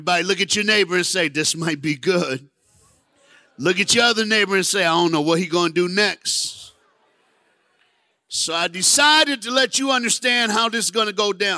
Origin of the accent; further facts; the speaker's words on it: Knoxville, Tennessee, United States; I was born in Knoxville, Tennessee. I played football at the University of Tennessee.